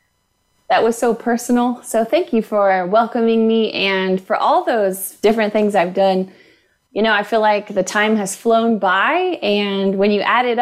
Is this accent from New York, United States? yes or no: no; Houston, Texas, United States; also born or lived in Lubbock, Texas; So I was born in Lubbock, Texas, grew up in Houston, Texas